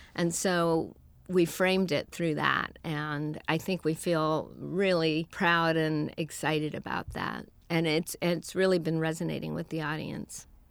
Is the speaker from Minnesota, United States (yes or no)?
no; San Francisco, California, United States; moved away as an adult; now in Los Angeles, United States; I was born and raised in San Francisco.